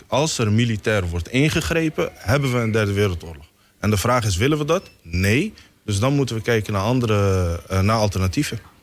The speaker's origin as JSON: {"language": "Dutch", "country": "Somalia", "moved": "yes", "lives_now": "Netherlands", "said": "Ik ben uit Somalië gevlucht. Ik was in 1993 naar eh, Nederland gekomen."}